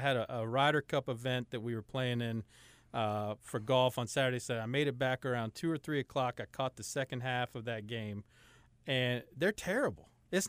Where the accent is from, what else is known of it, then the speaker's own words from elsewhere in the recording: Cincinnati, Ohio, United States; Yeah, I am from the great state of Ohio. I grew up in Cincinnati, Ohio.